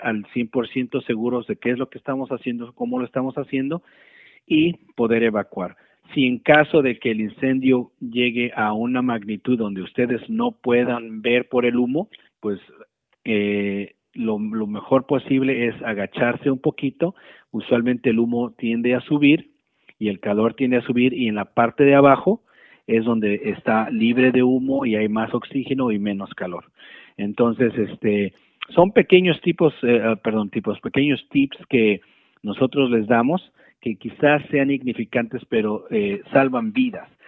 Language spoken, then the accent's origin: Spanish; Mexico; moved away; nosotros como, como cultura mexicana te puedo decir que eh, eh, donde yo crecí, pues mi mamá ponía un buró enfrente